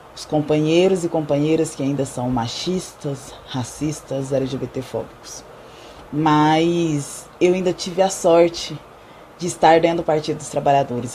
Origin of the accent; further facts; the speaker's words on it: Goiás, Brazil; sou de Goiás